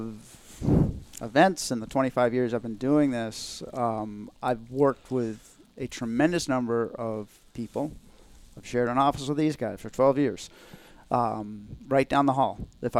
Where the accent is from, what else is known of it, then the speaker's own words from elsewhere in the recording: Lancaster, New Hampshire, United States; also born or lived in northern New York; I grew up in Lancaster